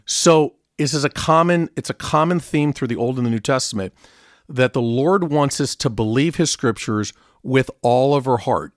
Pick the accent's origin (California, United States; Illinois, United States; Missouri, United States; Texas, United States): California, United States; Southern; I grew up in Southern California